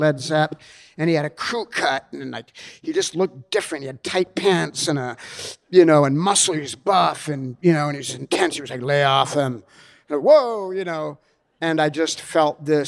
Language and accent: English; Los Angeles, California, United States; also born or lived in Australia / New York; growing up in Hollywood as a little kid